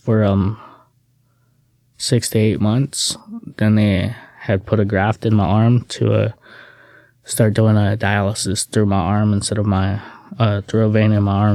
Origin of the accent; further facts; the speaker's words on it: Hawaii, United States; moved away as an adult; now in Salem, United States; I was born and raised in Hawaii